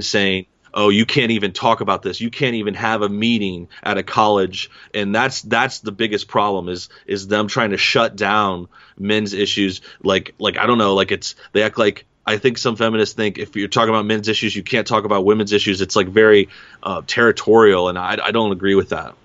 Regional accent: East St. Louis, Illinois, United States; moved away; also born or lived in Los Angeles; I'm from, uh, East Saint Louis, Southern Illinois area

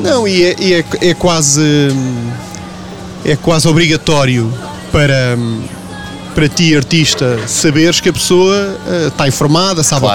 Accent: Lisbon, Portugal; moved away as an adult; now in Feijó, Portugal; eu sou dos Olivais ah. e fui para, para o Feijó depois que me casei.

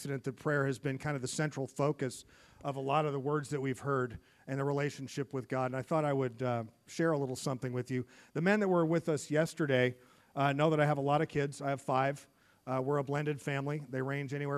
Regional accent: United States; I'm from the United States

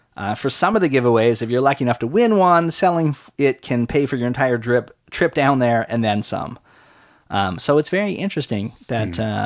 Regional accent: Canada; we're Canadian

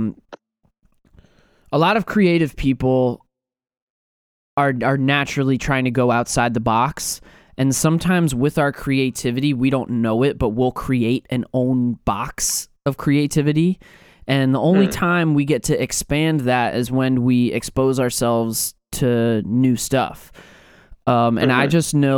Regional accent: New York, United States; growing up in New York

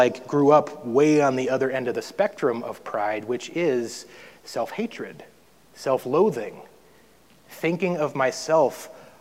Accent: North Dakota, United States; I grew up in North Dakota, so we had a lot of snow for a long time every year

